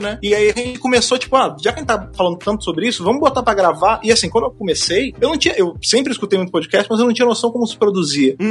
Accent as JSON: {"language": "Portuguese", "region": "Rio de Janeiro", "country": "Brazil", "moved": "yes", "lives_now": "São Paulo, Brazil", "said": "eu tava lá no Rio de Janeiro, lá em Jacarepaguá, minha terra, Gloriosa Jacarepaguá"}